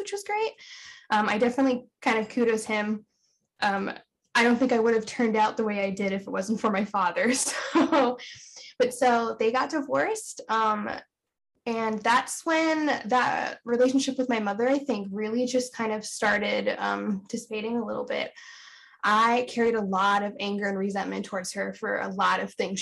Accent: Pennsylvania, United States; also born or lived in California; I was born in California, and he got a really great job working for a wheelchair manufacturing company in Pennsylvania. So he moved us across country when I was around the age of 3

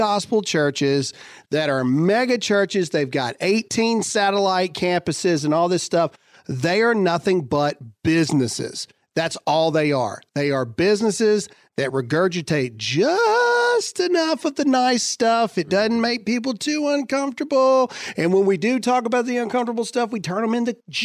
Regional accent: United States; we're Americans.

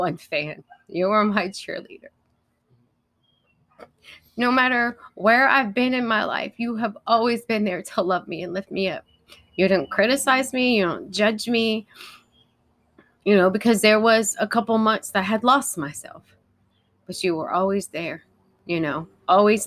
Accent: Columbus, Ohio, United States; I grew up in Columbus, Ohio, in a very godly Christian home.

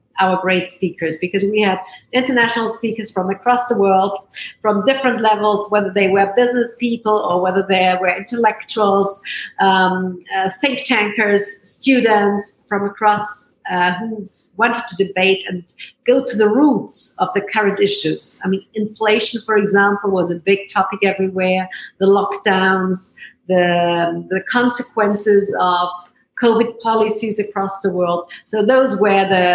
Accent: Tyrol, Austria; I grew up in the Tyrol.

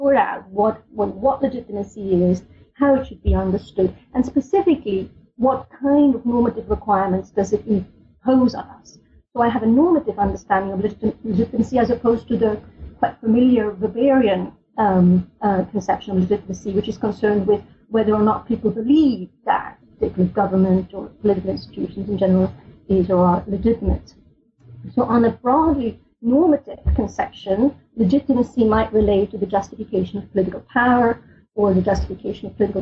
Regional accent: Switzerland; I grew up in Switzerland, which is a country, for better or worse, is very proud of its democratic tradition

